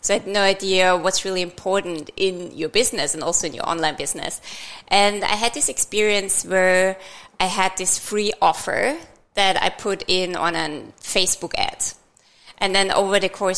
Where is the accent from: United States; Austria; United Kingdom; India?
Austria; moved away as an adult; also born or lived in Vienna; now in Australia; I'm from Austria, I've started in Vienna